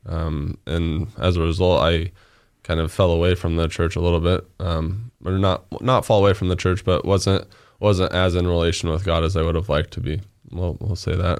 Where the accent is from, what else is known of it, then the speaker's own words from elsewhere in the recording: Nampa, Idaho, United States; born and raised in Nampa